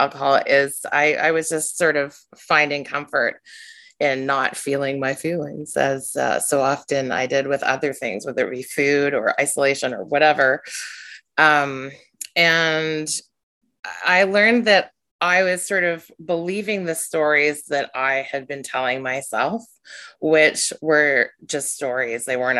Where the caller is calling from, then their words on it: Victoria, British Columbia, Canada; and I am joining you from the traditional territory of the Lekwungen people, which is Vic West is where I am in British Columbia.